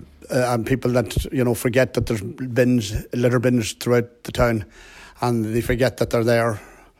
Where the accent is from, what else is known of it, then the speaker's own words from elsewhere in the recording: Bundoran, County Donegal, Ireland; I'm from Bundoran here.